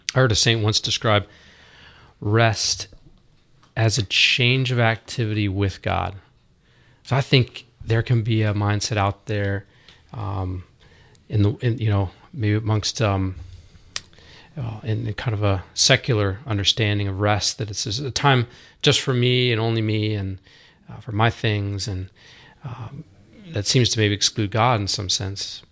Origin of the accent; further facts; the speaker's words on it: Roswell, Georgia, United States; also born or lived in Dallas; now in Dahlonega, United States; growing up around Roswell